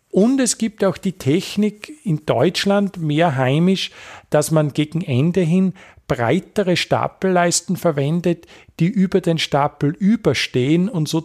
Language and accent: German; Bad Goisern, Upper Austria, Austria; Nein, also ich kann es jetzt für meinen Heimatort Bad Goisern, südliches Oberösterreich, äh, bestätigen.